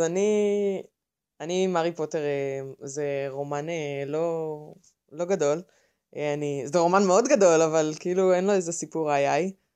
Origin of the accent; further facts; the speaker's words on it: Haifa, Haifa District, Israel; אני חיפאית, בת 26